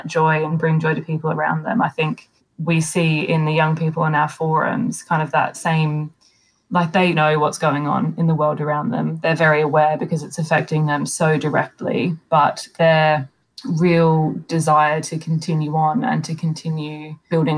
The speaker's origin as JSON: {"language": "English", "country": "Australia", "said": "I'm Australian"}